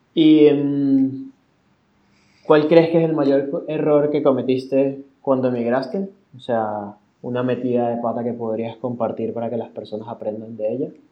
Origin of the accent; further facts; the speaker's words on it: Venezuela; now in Spain; en mi país